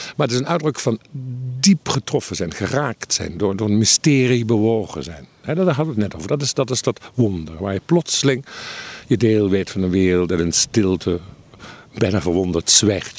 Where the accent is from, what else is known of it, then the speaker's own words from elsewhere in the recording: Limburg, Netherlands; ik groeide op in Limburg